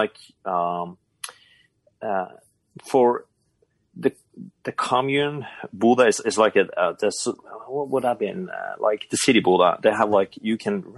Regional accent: Bodø, Nordland, Norway; moved away; I grew up in Buda. It's a town pretty far up north in Norway.

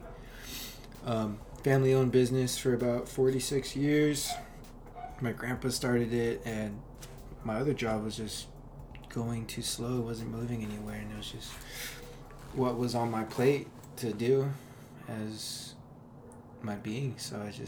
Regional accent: Orange, California, United States; also born or lived in Buena Park, California; I grew up in Buena Park first couple of years of my life. Moved over here to Orange. Went to Villa Park High School

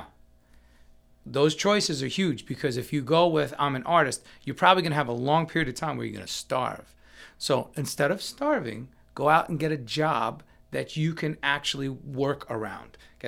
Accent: New York, United States; So when I'm in New York, my hometown, and there's this famous bakery that has my favorite cheesecake or my favorite black and white cookie, I'm gonna indulge.

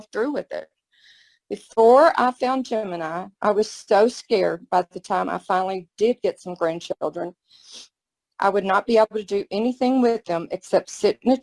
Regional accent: Mesquite, Texas, United States; moved away as an adult; now in Austin, United States; I'm originally from Mesquite, Texas, the rodeo capital of Texas. I relocated to Austin a couple of years ago.

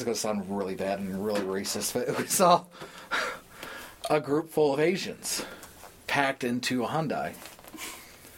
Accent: Findlay, Ohio, United States; growing up around the Findlay area

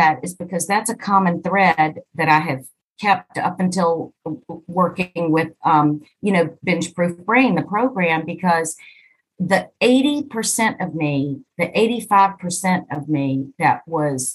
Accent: East Coast of the U.S., United States; I am from the East Coast of the U.S.

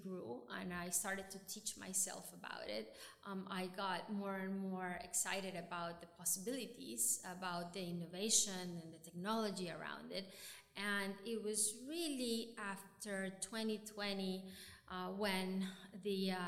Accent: Venezuela; moved away as an adult; also born or lived in New York; I grew up in Venezuela

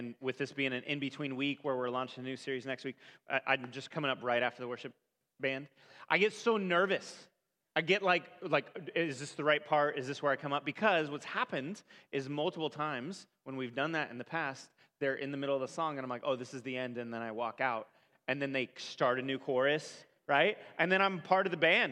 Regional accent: California, United States; I grew up in California

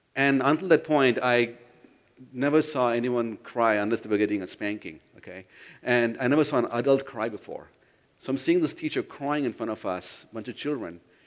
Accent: India; moved away; I grew up in India

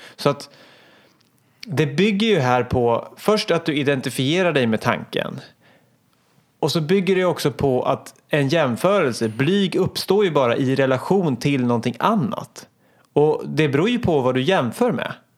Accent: Hallsberg, Örebro County, Sweden; jag är åtta år, jag kommer från Hallsberg

